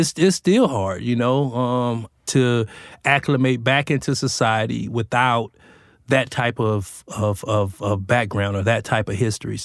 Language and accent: English; Los Angeles, California, United States; moved away as an adult; my hometown, which is Los Angeles